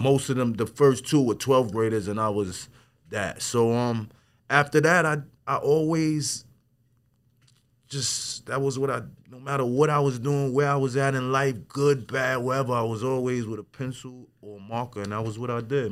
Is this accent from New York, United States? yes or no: yes; Wyandanch, New York, United States; I'm from Wandish